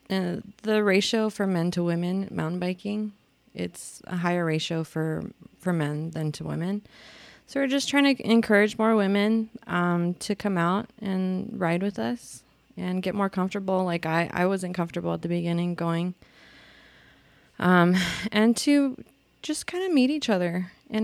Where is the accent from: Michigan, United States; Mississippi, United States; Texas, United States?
Texas, United States; El Paso; moved away as an adult; also born or lived in Chicago; I grew up here in El Paso